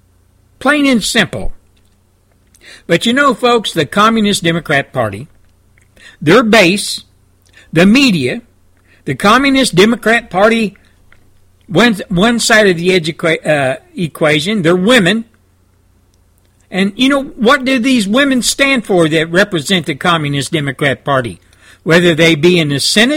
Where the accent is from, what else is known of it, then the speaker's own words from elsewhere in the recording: Texas, United States; as a Christian, as a Texan